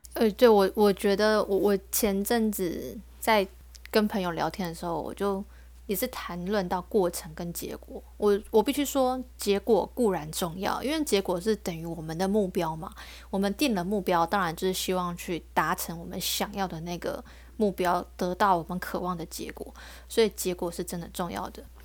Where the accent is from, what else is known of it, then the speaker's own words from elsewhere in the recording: Taiwan; 我是台湾的